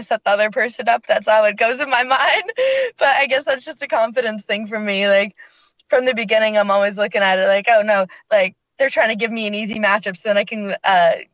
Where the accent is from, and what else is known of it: Canada; moved away